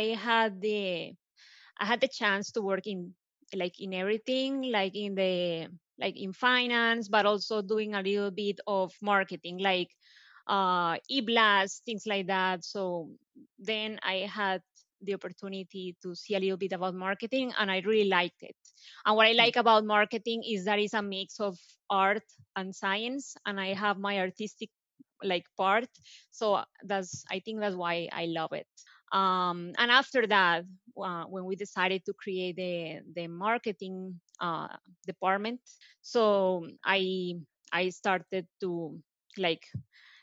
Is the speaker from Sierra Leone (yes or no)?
no; Colombia; English is a second language; moved away as an adult; now in United States; I'm originally from Colombia, as you can tell by my accent. I came here back in 2006 to do an internship